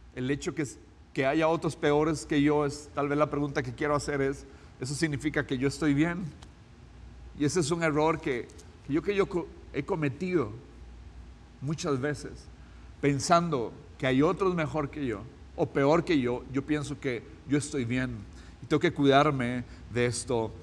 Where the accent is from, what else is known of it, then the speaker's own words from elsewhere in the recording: Costa Rica; como costarricense, como ciudadano de este país